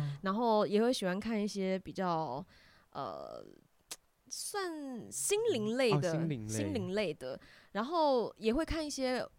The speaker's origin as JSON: {"language": "Chinese", "region": "Keelung", "country": "Taiwan", "said": "我不是台北人，我是基隆人。"}